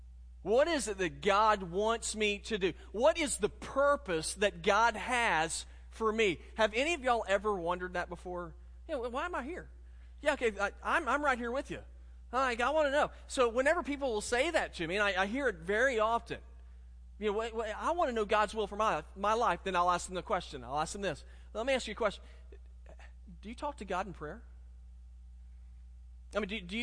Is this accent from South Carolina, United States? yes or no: yes; Richland 2, South Carolina, United States; I'm a Richland 2 product.